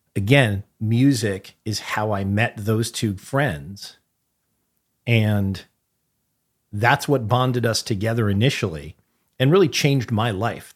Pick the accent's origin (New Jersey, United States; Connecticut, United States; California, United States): Connecticut, United States; New Haven; the social life in New Haven, Connecticut, which encompassed I don't know how many high schools, like, the scene that I grew up